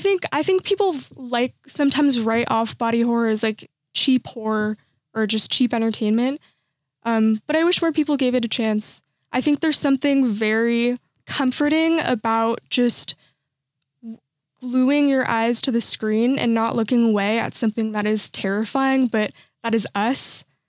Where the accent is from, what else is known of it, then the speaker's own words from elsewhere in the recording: Santa Clarita, California, United States; I'm from Santa Clarita, which is like the suburbs side